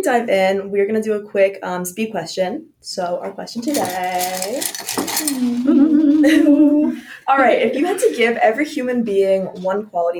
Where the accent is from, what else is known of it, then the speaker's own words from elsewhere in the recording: outside of Pittsburgh, Pennsylvania, United States; I actually grew up with 7 acres, like outside of Pittsburgh too. And we had chickens, and our neighbors had cows.